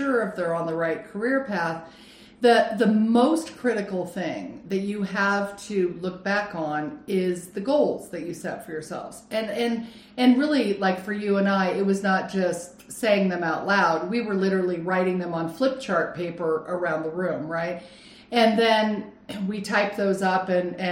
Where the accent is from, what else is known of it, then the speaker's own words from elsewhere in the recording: Lake Arrowhead, California, United States; also born or lived in Phoenix, Arizona / Scotland; now in Arizona, United States; I grew up in California, I grew up on Lake Arrowhead